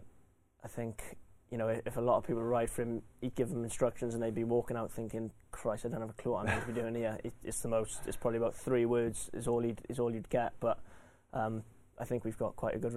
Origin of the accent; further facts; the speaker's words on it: Welsh, Wales, United Kingdom; being Welsh, you know, the first Welsh winner for however many years it was